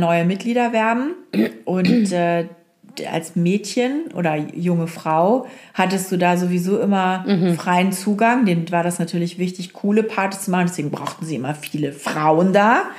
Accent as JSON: {"language": "German", "town": "Oldenburg", "region": "Lower Saxony", "country": "Germany", "tie": "born or raised there", "also_born_or_lived": "Hamburg", "moved": "yes", "said": "in Oldenburg, äh, wo ich aufgewachsen bin"}